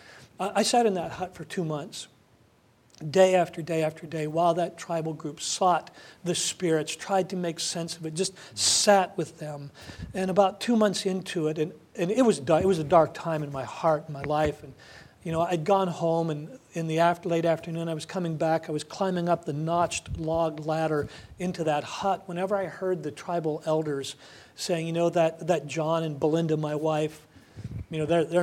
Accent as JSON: {"language": "English", "country": "United States", "said": "as an American"}